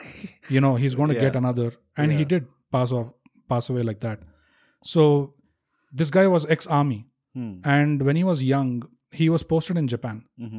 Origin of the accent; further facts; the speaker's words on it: Hyderabad, Telangana, India; I'm from Hyderabad.